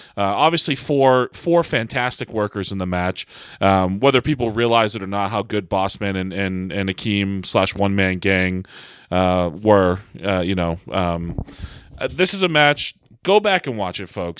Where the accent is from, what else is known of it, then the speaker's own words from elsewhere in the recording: Massachusetts, United States; moved away; come home and wrestle in front of my hometown crowd and friends and family, uh, you know, in, in the Massachusetts area